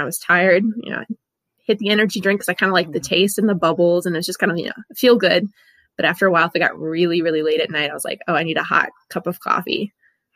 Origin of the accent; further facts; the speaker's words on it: New Orleans, Louisiana, United States; moved away; I'm from New Orleans originally